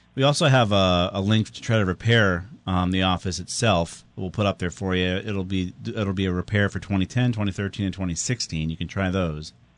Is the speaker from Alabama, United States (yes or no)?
no; Southington, Connecticut, United States; my hometown of Southington